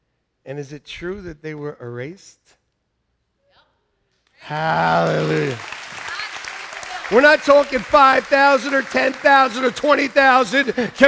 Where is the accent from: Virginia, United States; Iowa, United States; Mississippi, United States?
Iowa, United States; I'm from Iowa, and I've had people cry